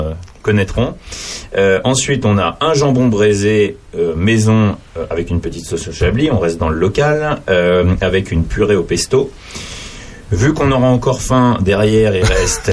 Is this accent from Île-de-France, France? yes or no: yes; Paris, Île-de-France, France; je, suis parisien